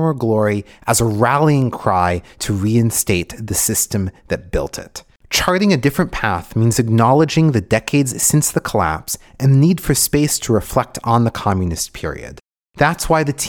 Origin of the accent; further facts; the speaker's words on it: United States; My mom is Bulgarian, but I was raised in America